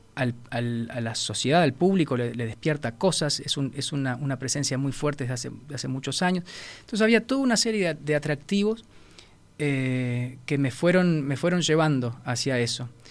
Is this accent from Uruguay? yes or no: yes; Uruguay; Yo soy un director uruguayo. Quiero dirigir en Uruguay